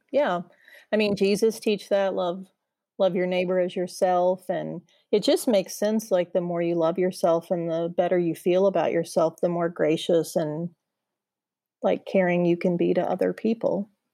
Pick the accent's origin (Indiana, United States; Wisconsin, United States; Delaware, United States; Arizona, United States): Indiana, United States; moved away as an adult; now in Charlotte, United States; So, I'm a Midwestern girl. I grew up in Indiana, and I have lived a lotta places in my adult life, but I moved here a couple years ago